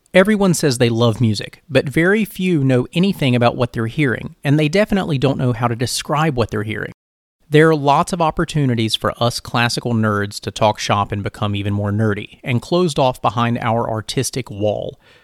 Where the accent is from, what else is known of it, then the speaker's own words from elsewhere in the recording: rural North Carolina, United States; I'm a Filipino American from rural North Carolina